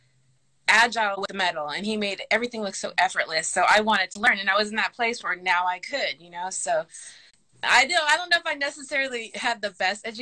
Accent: Long Beach, California, United States; I grew up in Long Beach, California

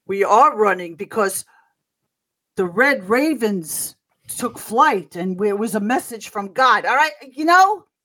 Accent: New York, United States; I'm a New Yorker.

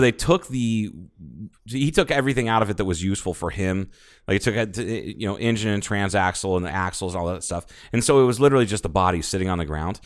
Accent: Ohio, United States; now in Arizona, United States; I'm from Ohio.

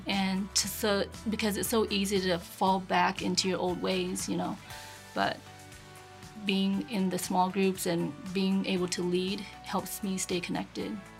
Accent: Panama City, Florida, United States; I was born and raised in Panama City. First generation here. Parents came from Vietnam.

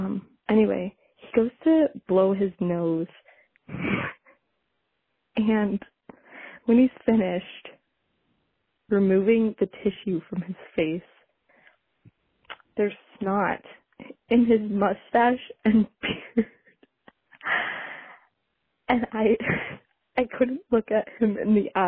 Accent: Ann Arbor, Michigan, United States; I'm from Ann Arbor, Michigan.

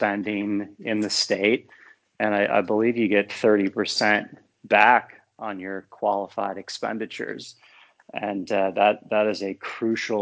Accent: Ohio, United States; born or raised there

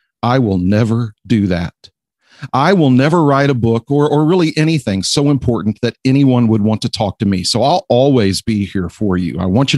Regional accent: Houston, Texas, United States; Katy, Texas, in the Houston area, my hometown.

